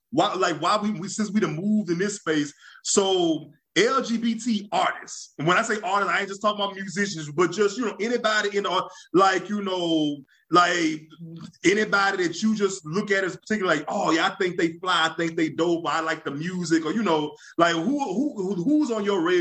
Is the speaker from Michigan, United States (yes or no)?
no; Louisiana, United States; being growing up in Louisiana, you know, what people a lot of people don't realize.